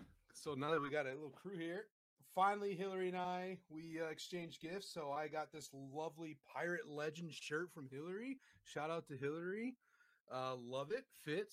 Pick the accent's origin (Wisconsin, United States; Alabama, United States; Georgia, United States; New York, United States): Wisconsin, United States; moved away; I grew up in Wisconsin